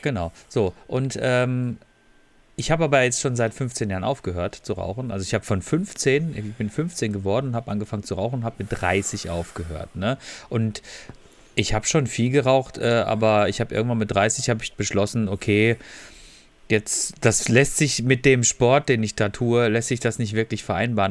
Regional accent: Freiburg, Baden-Württemberg, Germany; moved away; in meiner, in meiner Heimat äh, dort

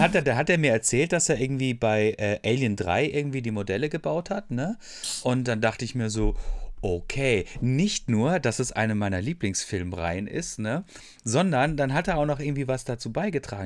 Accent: Freiburg, Baden-Württemberg, Germany; Ich komme aus Freiburg eigentlich ursprünglich

